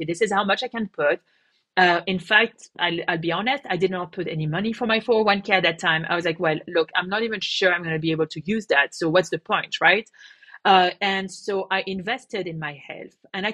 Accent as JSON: {"language": "English", "country": "France", "moved": "yes", "said": "I come from France."}